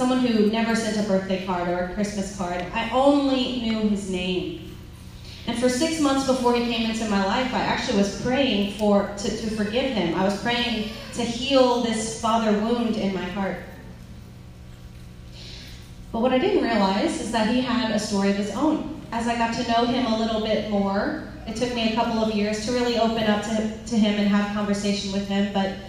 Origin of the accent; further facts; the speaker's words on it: California, United States; born there; I was born in California, so he drove in from California to come visit with me.